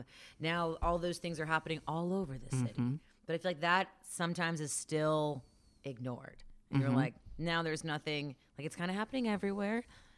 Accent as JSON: {"language": "English", "region": "Ohio", "country": "United States", "said": "I'm from the West Side, suburbs of the West Side."}